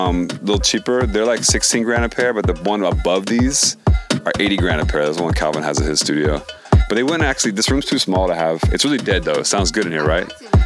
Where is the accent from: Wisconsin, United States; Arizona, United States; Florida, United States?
Florida, United States; also born or lived in Philadelphia, Pennsylvania; now in Los Angeles, United States; Yeah, I grew up in Florida and then Philly for, like, mostly the last 10 years, and I moved to LA.